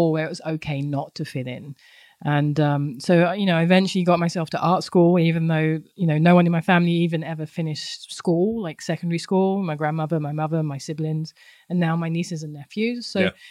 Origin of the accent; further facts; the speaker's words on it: London, United Kingdom; moved away; I grew up in London, Southeast London, in a lovely place called Thamesmead